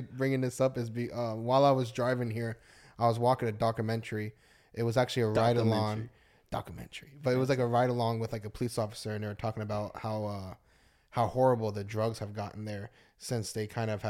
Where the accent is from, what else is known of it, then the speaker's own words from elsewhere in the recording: Colorado, United States; I was born in Colorado.